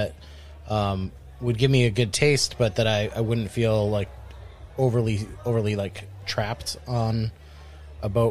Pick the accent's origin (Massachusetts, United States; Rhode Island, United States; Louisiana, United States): Rhode Island, United States; moved away as an adult; also born or lived in Vermont / San Diego, California; I'm from Rhode Island originally, and I lived there for the first 21 years of my life, and then moved to California.